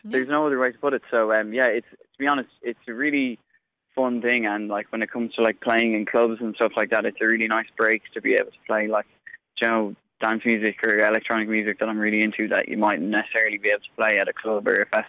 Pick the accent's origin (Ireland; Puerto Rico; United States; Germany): Ireland; Inverin, Connacht; I'm from Inverin in Connemara